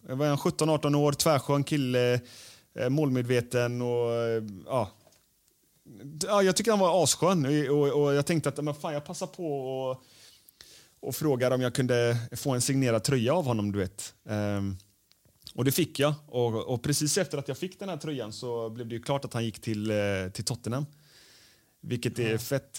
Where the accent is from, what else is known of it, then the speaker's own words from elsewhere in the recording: Gothenburg, Västra Götaland, Sweden; Jag är ju från Göteborg.